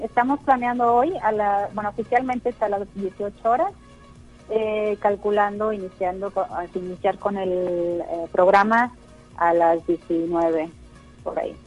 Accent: Mexico; also born or lived in Berlin, Germany / Barcelona, Spain / Madrid, Spain; nací en Berlín y a los nueve años precisamente llegué a México

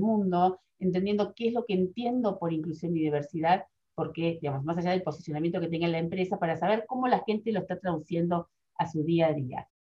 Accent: Argentina; moved away as an adult; also born or lived in Spain; cuando regresé a Argentina, también fue un shock porque yo veía que yo había cambiado formas de ver y que en mi país, de donde yo este, soy original

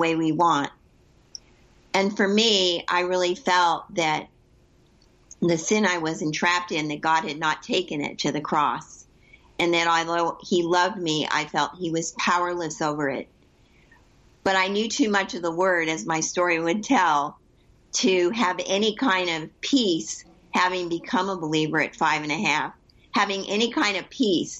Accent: Southern California, United States; moved away as an adult; also born or lived in Northeast Ohio; now in Ohio, United States; I was born and raised in Southern California, and I was transported, which I'm sure we'll get into Northeast Ohio in 2008

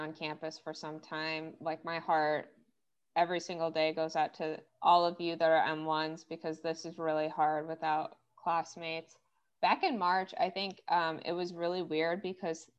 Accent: Gurnee, Illinois, United States; also born or lived in Maryland; I'm originally from Gurnee

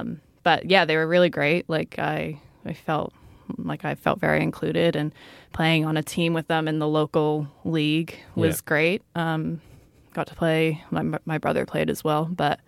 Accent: Brazil; born there; And I was born in Brazil.

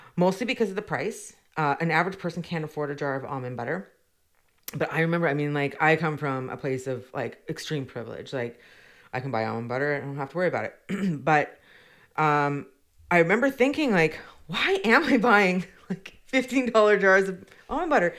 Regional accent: Victoria, British Columbia, Canada; I grew up born and raised in Victoria

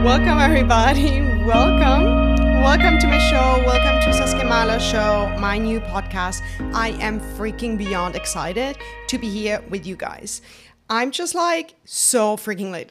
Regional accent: Germany; I'm born and raised in Germany by my wonderful family

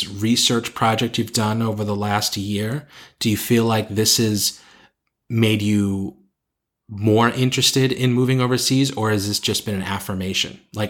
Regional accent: United States; I feel more American and more patriotic about my home country and my culture now that I've lived outside it for so long.

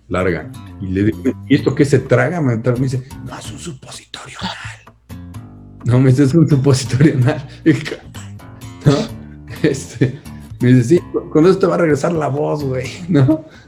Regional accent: Mexico; Que los mexicanos somos envidiosos

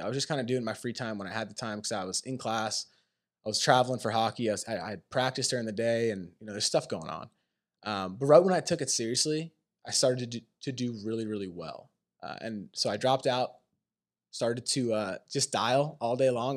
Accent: Pennsylvania, United States; moved away as an adult; also born or lived in Maine; I grew up in Pennsylvania

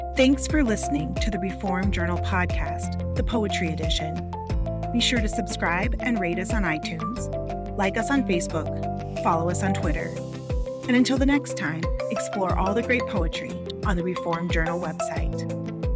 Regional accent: Central California, United States; now in Iowa, United States; I grew up in Central California where there's not a lot of leaf changing that happens. And I live in Iowa now

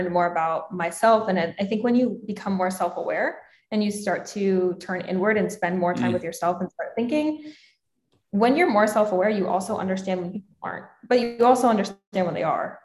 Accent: Pennsylvania, United States; moved away as an adult; now in San Diego, United States; I grew up in Pennsylvania and like the people I was around, it was just more so like very small town feel

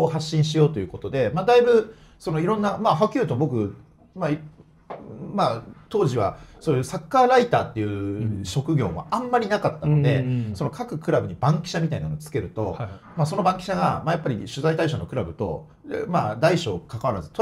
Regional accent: near Kashima, Ibaraki, Japan; moved away as an adult; もともと地元は茨城の、はい、まあ、鹿島のすぐそばなの

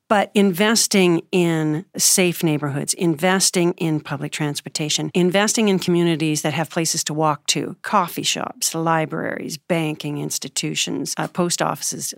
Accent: Alberta, Canada; now in United States; I'm originally Canadian, and, um, I'm now a naturalized U S citizen as of twenty twelve, but I started in Canada, uh, Alberta, just above Montana. I was a, a farm girl

